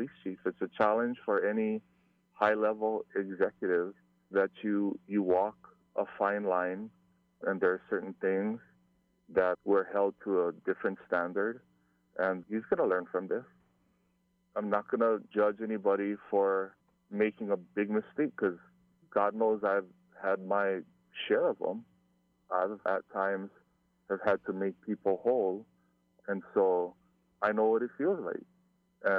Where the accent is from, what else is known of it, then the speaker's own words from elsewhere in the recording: Hawaii, United States; growing up in Hawai'i, we used to have Frank Dilima come to our schools